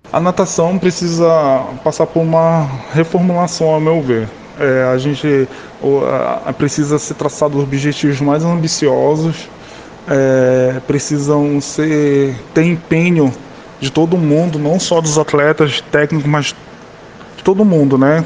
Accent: Macapá, Amapá, Brazil; moved away; quando eu saí de Macapá

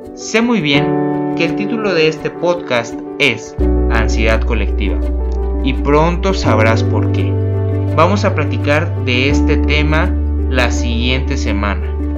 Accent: Mexico; Soy mexicano

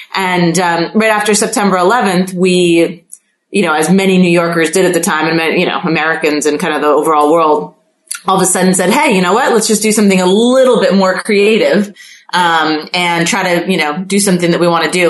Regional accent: Mexico City, Mexico; moved away; I grew up in Mexico City

